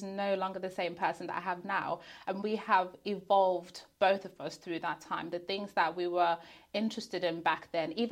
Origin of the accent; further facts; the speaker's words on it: Zimbabwe; moved away; I was born in Zimbabwe. My husband was born in Zimbabwe and then we both migrated here